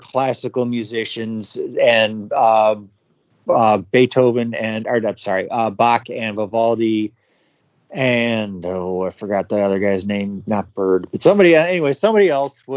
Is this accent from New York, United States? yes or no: yes; upstate New York, United States; I'm from upstate New York